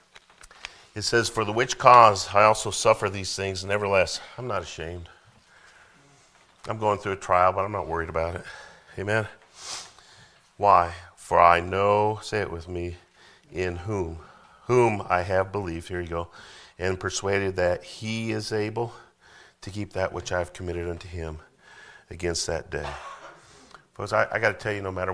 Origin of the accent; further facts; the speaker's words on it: Colorado, United States; now in Missouri, United States; I'm from Colorado